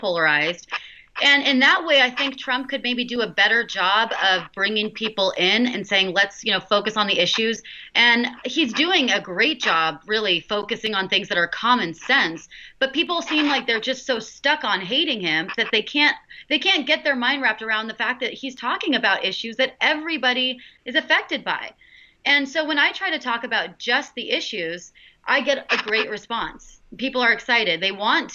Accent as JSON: {"language": "English", "region": "California", "country": "United States", "tie": "born or raised there", "said": "I've been born and raised in California my whole life"}